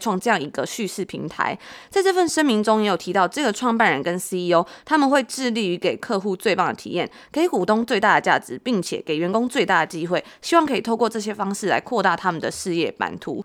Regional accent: Taiwan; 在台湾长大

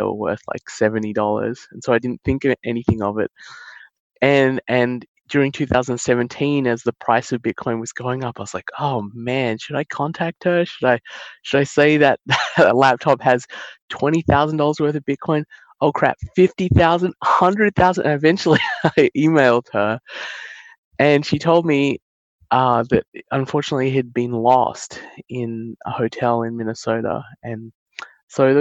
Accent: Australia; I was born and raised in Australia with my sister, but my father and my mother were born in India

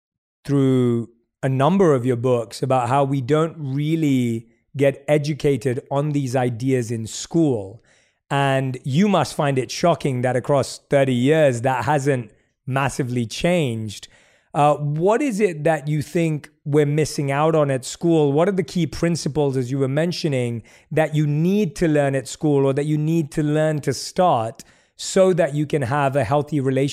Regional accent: London, United Kingdom; moved away as an adult; now in United States; And so when I moved to the United States from London and I went to buy a car

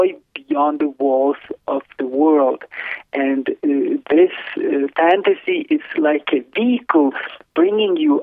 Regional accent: Lithuania; moved away; I was born in Lithuania in 1972

